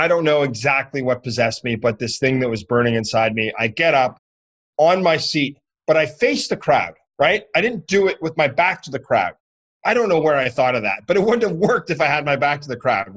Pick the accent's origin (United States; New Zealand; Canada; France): Canada; I'm from Canada